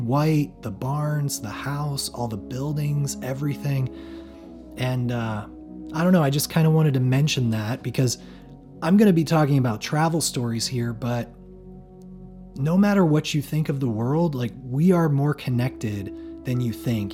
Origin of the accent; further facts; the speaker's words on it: Northern Ohio, United States; moved away as an adult; also born or lived in Washington; not only did he grow up where I had grown up